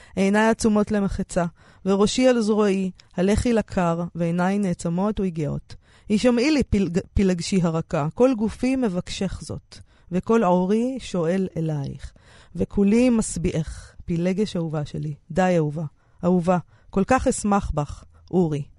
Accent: Romania; now in Israel; אנחנו אצלנו ברומניה עושים חצילים עם שום

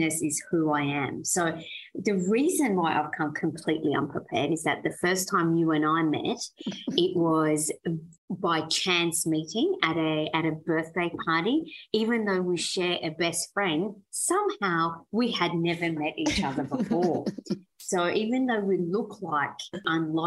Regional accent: Australia; English is a second language; also born or lived in Iran; I was born in Iran and migrated to Australia when I was 9 years old

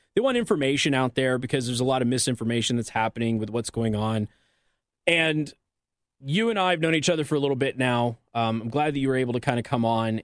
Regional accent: Las Vegas, Nevada, United States; moved away; I'm from Las Vegas

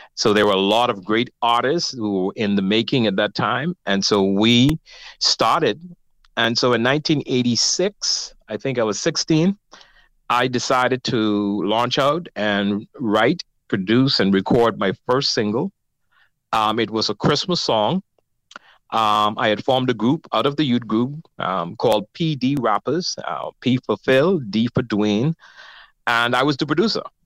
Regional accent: Nassau, New Providence, Bahamas; I grew up in Nassau

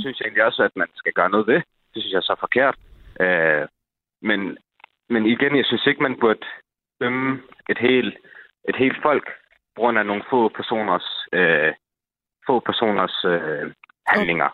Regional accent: Holbæk, Zealand, Denmark; born or raised there

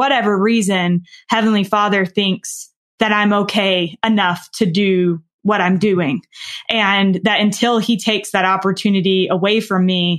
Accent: the South, United States; And I am from the South. I do speak slower and I probably don't speak perfectly.

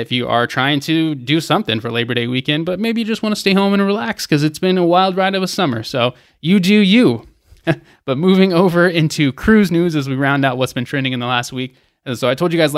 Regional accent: Atlanta, Georgia, United States; my hometown of Atlanta

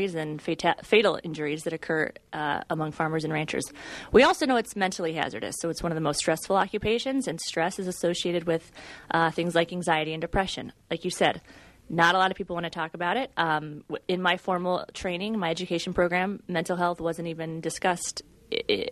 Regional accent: Central Iowa, United States; moved away; I'm originally from Central Iowa. I'm from a corn and soybean farm there

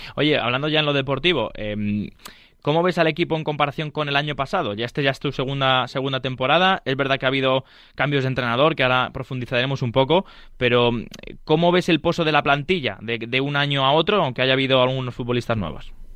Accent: Leganés, Community of Madrid, Spain; yo soy de, aquí de Madrid, bueno, de Leganés

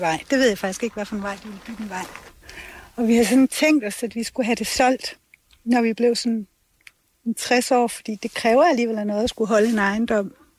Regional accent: Denmark; det er mit barndomshjem

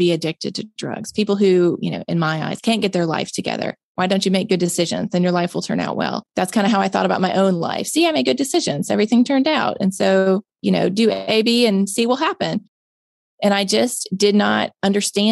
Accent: Mississippi, United States; born and raised in Mississippi

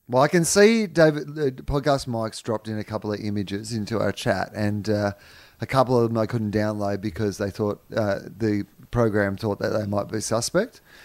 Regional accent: Australia; I'm a white Australian, so chances are there's some Irish in there somewhere

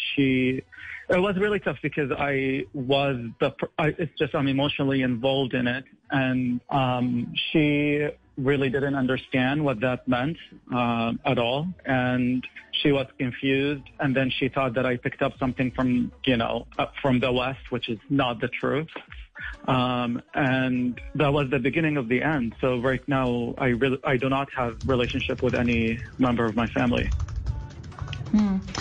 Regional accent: Qatar; moved away as an adult; now in San Francisco, United States; I was born and raised in Qatar, and I left Qatar in 2011 to complete my medical training in the United States.

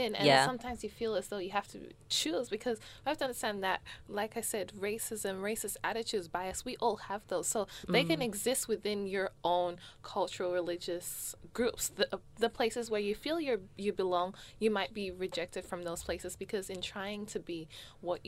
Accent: Australia; I'm an Australian

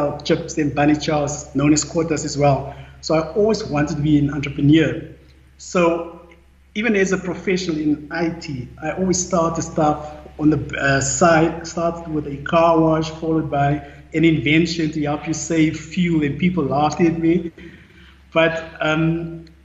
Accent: Randfontein, Gauteng, South Africa; I was born in Randfontein on the West Rand, in a normal family

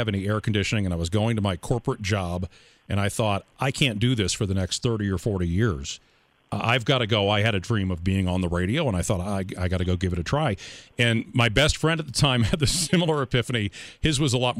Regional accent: D.C., District of Columbia, United States; I grew up outside of Washington, D.C.

